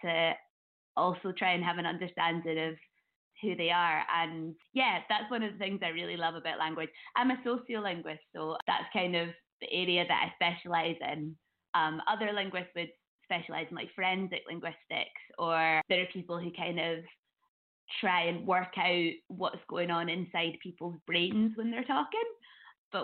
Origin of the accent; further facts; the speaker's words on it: Edinburgh, Scotland, United Kingdom; I grew up in Edinburgh